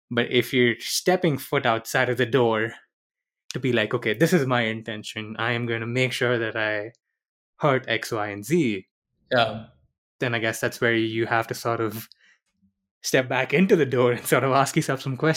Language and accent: English; India; also born or lived in Middle East; I did not grow up in the Philippines. I grew up in the Middle East and then I grew up in India.